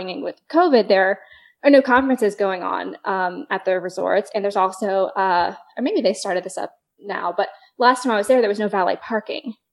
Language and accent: English; Florida, United States; now in Dallas, United States; I'm from Florida originally. I grew up like 3 hours from Orlando.